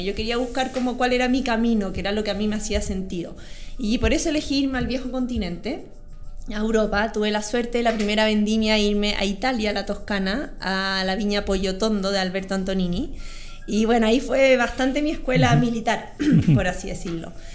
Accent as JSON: {"language": "Spanish", "town": "Santiago", "region": "Santiago Metropolitan Region", "country": "Chile", "tie": "born or raised there", "also_born_or_lived": "María Pinto", "said": "yo nací en Santiago y viví en Santiago"}